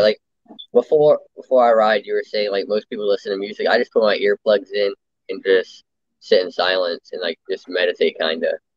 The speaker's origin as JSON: {"language": "English", "town": "Lake Mary", "region": "Florida", "country": "United States", "said": "I'm from Lake Mary, Florida. It's like just north of Orlando"}